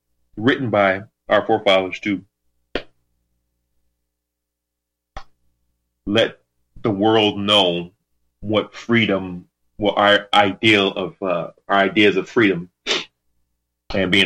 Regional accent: United States; as an American, as a God-fearing American, believe in the ultimate creator

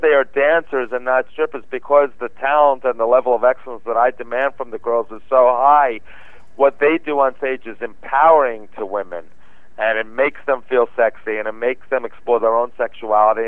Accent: New York, United States; moved away as an adult; now in Los Angeles, United States; as a kid and growing up in New York

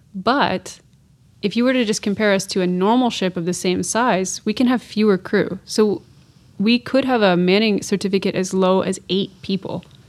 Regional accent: north of Kingston, Ontario, Canada; I'm from the Great Lakes region of Canada, so I'm from thirty minutes north of Kingston, Ontario

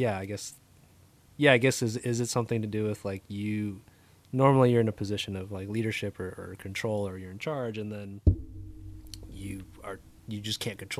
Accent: Southern California, United States; we grew up in SoCal, where it's franchises and fast food central

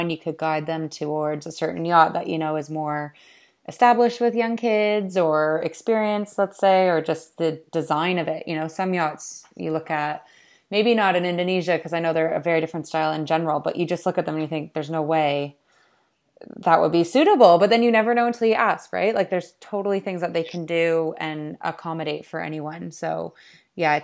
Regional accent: Canada; now in London, United Kingdom; I grew up sailing in Canada

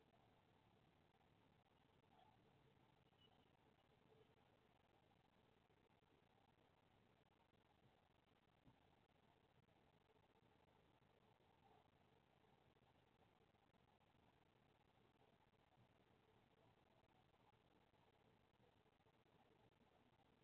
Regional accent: California, United States; I'm fine being the Californian.

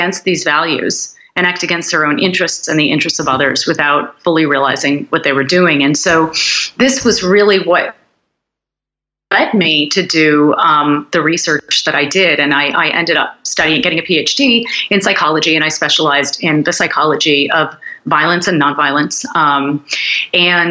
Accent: United States; I grew up in the United States

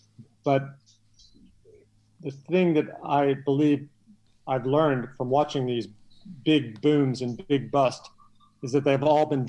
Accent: Kentucky, United States; moved away as an adult; also born or lived in Hong Kong / Singapore / Washington; now in Thailand; I grew up in Kentucky and went to Vanderbilt.

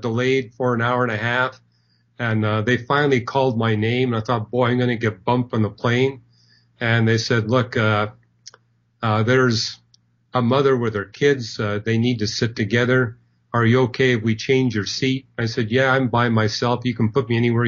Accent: Canada; I'm not from Germany. I'm from Canada

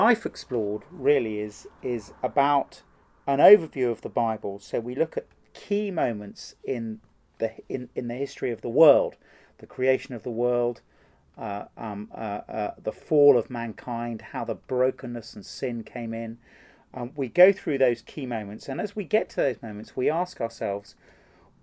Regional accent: United Kingdom; I was brought up in a sort of Anglican British home

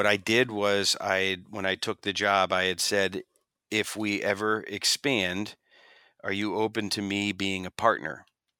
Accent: Pennsylvania, United States; I grew up in just outside of Philadelphia in a town, an area called Bucks County, Pennsylvania.

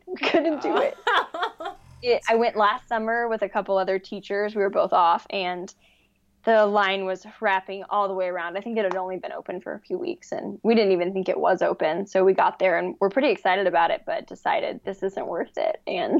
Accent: Dallas, Texas, United States; also born or lived in Colorado / Austin, Texas; now in Houston, United States; I live in Texas. I live in Houston. I've been here for 5 years. I grew up in Dallas, except for the third grade, which I claim is the best year of my life. I lived in Colorado for, like, 10 months

